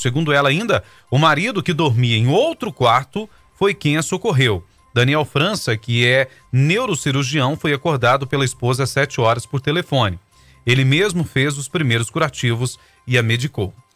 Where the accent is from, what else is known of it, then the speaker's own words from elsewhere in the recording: Brazil; nós que somos brasileiros